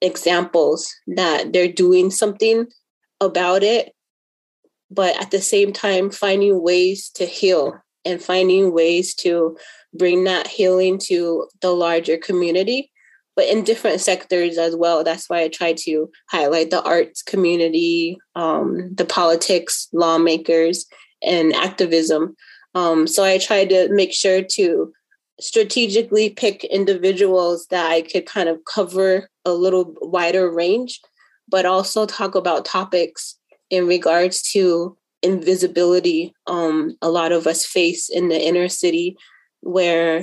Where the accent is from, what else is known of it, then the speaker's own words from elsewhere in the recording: Los Angeles, California, United States; also born or lived in Twin Cities, Minnesota; now in Minneapolis–Saint Paul, United States; I grew up in Los Angeles area. I now make my home in Twin Cities area.